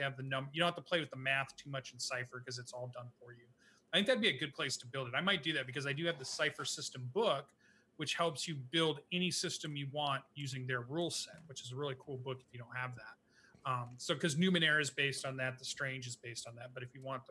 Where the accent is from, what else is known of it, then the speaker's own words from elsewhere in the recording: United States; I'm obviously an American